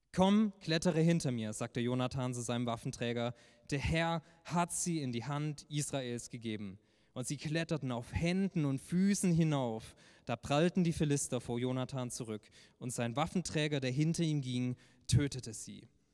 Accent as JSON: {"language": "German", "town": "Heilbronn", "region": "Baden-Württemberg", "country": "Germany", "said": "war ich damals in der Kirche in Heilbronn, wo ich herkomme, in einer Jugendgruppe."}